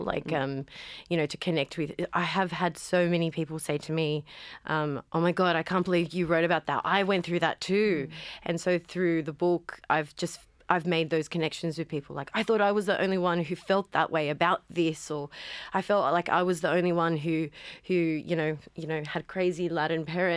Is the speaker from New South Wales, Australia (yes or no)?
yes; Cabramatta, New South Wales, Australia; I grew up in Cabramatta in the 90s